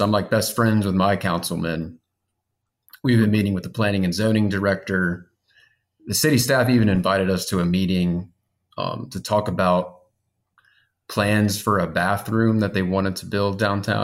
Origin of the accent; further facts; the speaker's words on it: Baton Rouge, Louisiana, United States; now in Zachary, United States; I am also from Baton Rouge